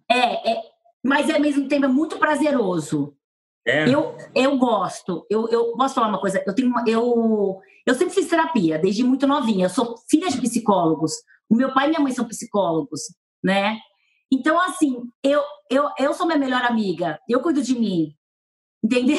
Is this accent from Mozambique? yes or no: no; Penápolis, São Paulo, Brazil; accent: caipira; moved away; eu vim de Penápolis